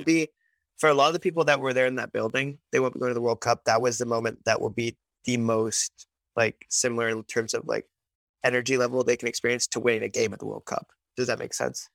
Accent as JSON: {"language": "English", "town": "Vancouver", "region": "British Columbia", "country": "Canada", "tie": "born or raised there", "said": "I was born in Vancouver"}